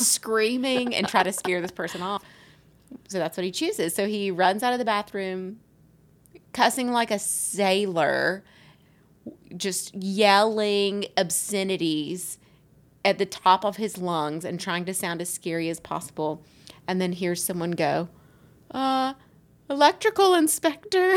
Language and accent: English; Alabama, United States; accent: Southern; I grew up in Alabama